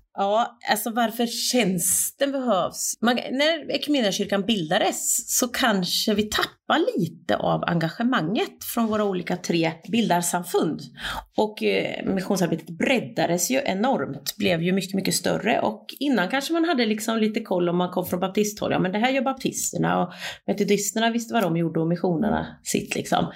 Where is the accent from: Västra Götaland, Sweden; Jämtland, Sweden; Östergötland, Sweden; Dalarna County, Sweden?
Östergötland, Sweden; moved away; also born or lived in Turkey; jag är bonunge från Östgötaslätten, uppvuxen på en bondgård